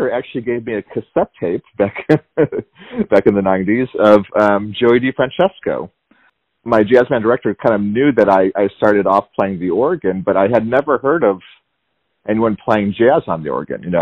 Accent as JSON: {"language": "English", "town": "Chicago", "region": "Illinois", "country": "United States", "tie": "born or raised there", "also_born_or_lived": "Tucson, Arizona / Savannah, Georgia", "moved": "as an adult", "lives_now": "Atlanta, United States", "said": "I'm from Chicago. So I grew up in oh, the cool. Chicago area. Went to high school around there, and then when I graduated high school, I I ended up going to the University of Arizona in Tucson."}